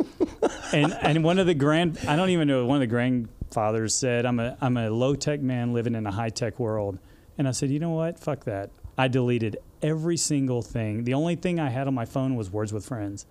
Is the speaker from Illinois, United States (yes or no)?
no; Dallas, Texas, United States; also born or lived in Odessa, Texas; I grew up in Texas in the suburbs, and um, you know moved around a little bit with my dad.